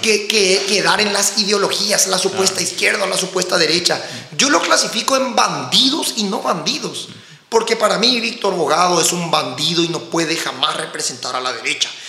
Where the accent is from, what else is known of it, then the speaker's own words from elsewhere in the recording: Paraguay; also born or lived in United States; como paraguayo